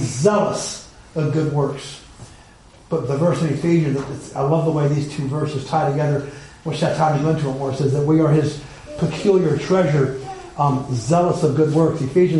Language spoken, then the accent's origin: English; Alabama, United States; When I was growing up in Alabama